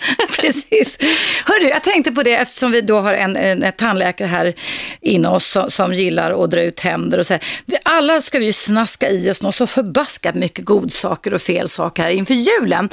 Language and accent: Swedish; Stockholm, Stockholm County, Sweden; jag växte upp i innerstaden här ja. i Stockholm